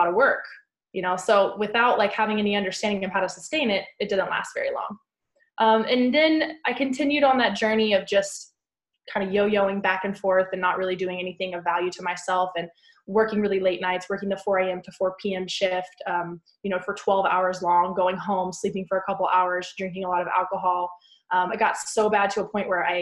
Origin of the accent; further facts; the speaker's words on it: West Texas, United States; I grew up in West Texas in a town with about 300 people in kind of the panhandle